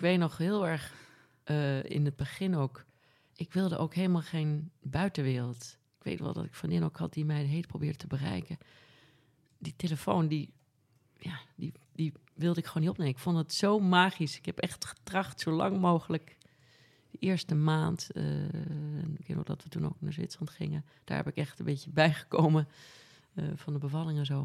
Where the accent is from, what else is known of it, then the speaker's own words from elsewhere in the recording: Amsterdam, North Holland, Netherlands; also born or lived in Norway / Noordwijk / Costa Rica; Ik ben op de Prinsgracht geboren aan het water